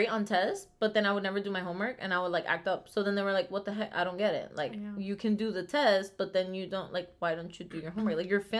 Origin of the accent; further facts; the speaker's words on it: Venezuela; moved away; We come from Venezuela